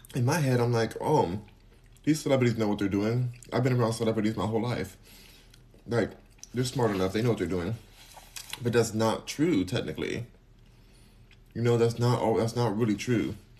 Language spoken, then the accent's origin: English; California, United States; I'm from California, so maybe that's the accent